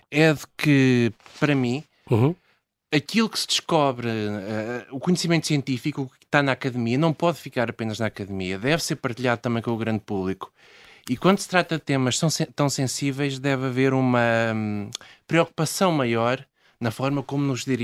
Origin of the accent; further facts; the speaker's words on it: Coimbra, Centro, Portugal; nasci em Coimbra.